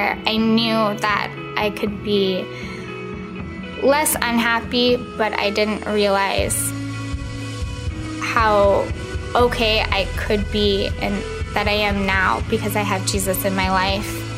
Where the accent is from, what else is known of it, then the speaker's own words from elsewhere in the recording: Kirkland, Washington, United States; I grew up in Kirkland, Washington